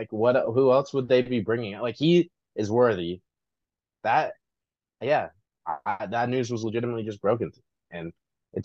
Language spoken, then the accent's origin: English; Los Angeles, California, United States; I was born in Los Angeles.